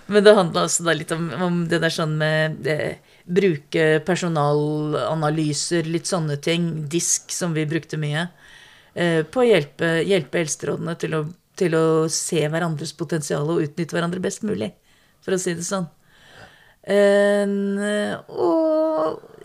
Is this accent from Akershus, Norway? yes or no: yes; Strømmen, Akershus, Norway; Vokste opp på Strømmen like utafor Oslo